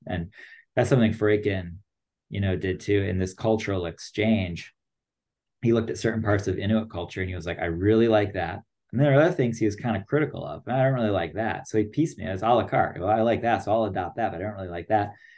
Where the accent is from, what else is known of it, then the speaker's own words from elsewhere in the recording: United States; I'm American